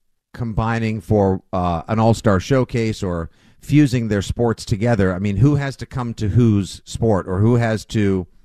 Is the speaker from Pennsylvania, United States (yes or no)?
no; South Shore, Massachusetts, United States; moved away; also born or lived in New England / New York; I'm a kid from the South Shore who's lived his way all over New England and in New York as well.